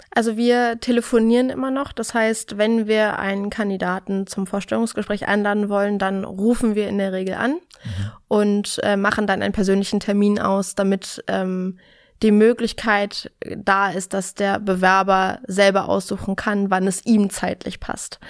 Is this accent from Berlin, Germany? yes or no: yes; Berlin, Germany; bin in Berlin geboren und in Berlin bis heute geblieben